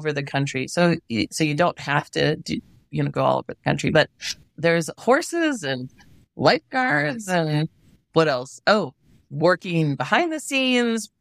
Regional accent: Wisconsin, United States; moved away as an adult; also born or lived in New York / California / Illinois; now in Idaho, United States; growing up in Wisconsin

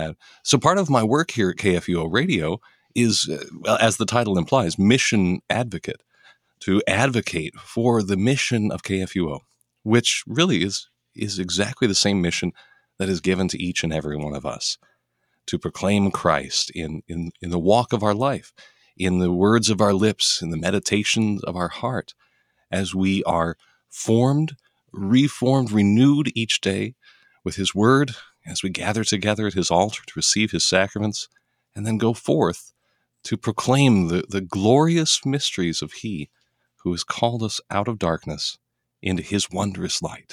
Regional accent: Denver, Colorado, United States; I hail from Denver, Colorado. That's hometown for me. I was the fourth generation Denver native, grew up in the house that my grandma grew up in.

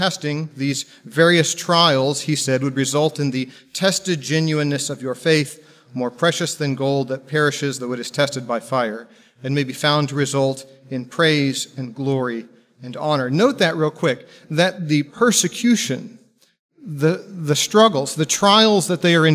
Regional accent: Texas, United States; moved away; I'm originally from Texas

